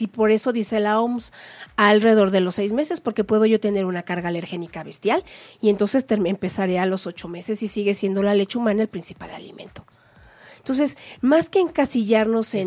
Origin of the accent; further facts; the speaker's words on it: Mexico; somos las supermamás mexicanas